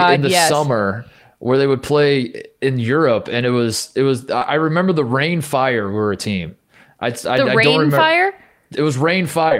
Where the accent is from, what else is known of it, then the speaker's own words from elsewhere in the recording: Melbourne, Victoria, Australia; Melbourne. I'm from Melbourne.